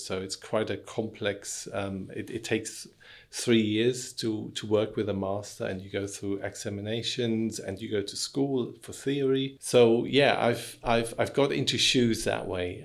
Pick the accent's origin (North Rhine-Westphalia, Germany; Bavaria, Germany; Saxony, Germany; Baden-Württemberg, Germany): Baden-Württemberg, Germany; Dietenheim; moved away as an adult; now in London, United Kingdom; I'm originally from Germany, but I've lived here for more than half of my life, so I consider myself as half and half.